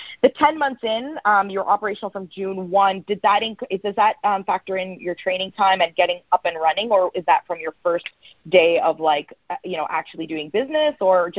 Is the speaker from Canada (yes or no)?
yes; Toronto, Ontario, Canada; Amazing. I'm from Canada.